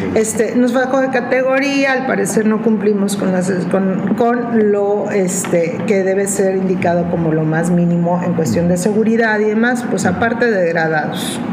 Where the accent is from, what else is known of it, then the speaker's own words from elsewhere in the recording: Mexico; mi país